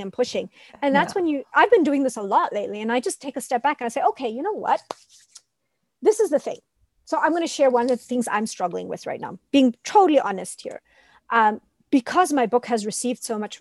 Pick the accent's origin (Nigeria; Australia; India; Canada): India; being Indian